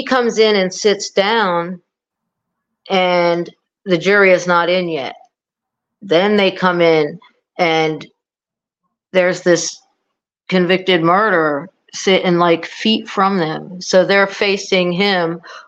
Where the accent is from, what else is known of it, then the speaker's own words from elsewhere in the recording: South Florida, United States; we're from South Florida